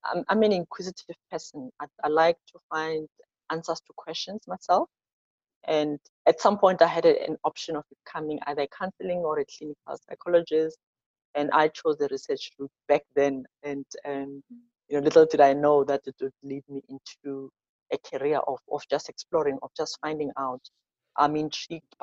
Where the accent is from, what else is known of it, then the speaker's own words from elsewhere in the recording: Soweto, Gauteng, South Africa; I'm born and bred in South Africa. I'm born in a township called Soweto.